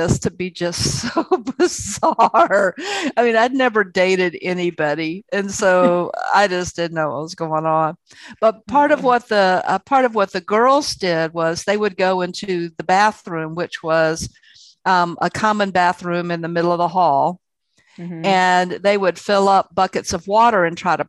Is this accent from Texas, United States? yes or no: no; Columbia, South Carolina, United States; I was from Columbia, South Carolina